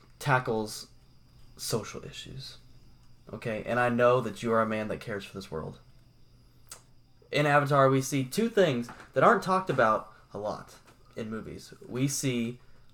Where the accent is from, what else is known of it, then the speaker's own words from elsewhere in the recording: Southern Indiana, United States; I'm from Southern Indiana